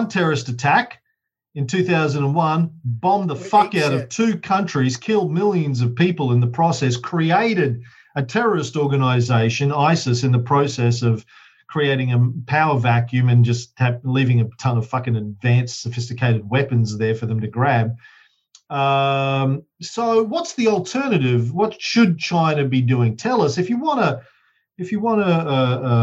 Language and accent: English; Australia; I'm an Aussie